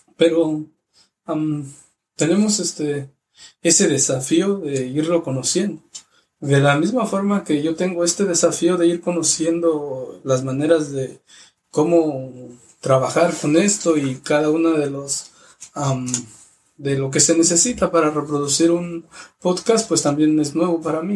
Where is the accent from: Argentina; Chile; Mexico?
Mexico; moved away; la parroquia de mi pueblo que se llama San, Francisco de Asís, que es de Cherá